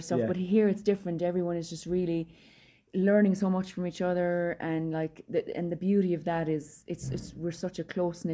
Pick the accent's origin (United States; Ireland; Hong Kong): Ireland